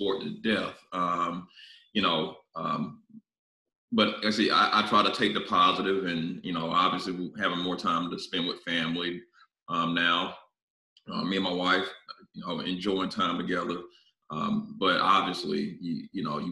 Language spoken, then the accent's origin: English; South Carolina, United States; I'm from South Carolina